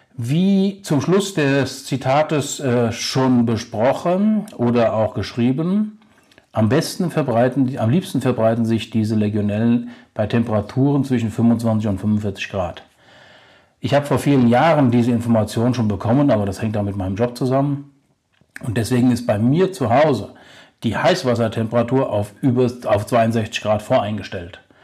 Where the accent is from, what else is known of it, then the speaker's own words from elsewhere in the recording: Germany; bei uns in Deutschland